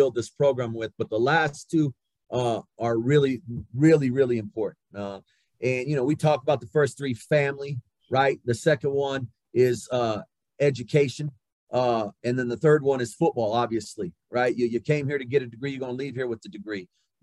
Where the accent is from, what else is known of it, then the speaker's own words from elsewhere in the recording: Southwest New Mexico, United States; moved away as an adult; I grew up in Southwest New Mexico. You know, We had a town, a small town of 1,200 people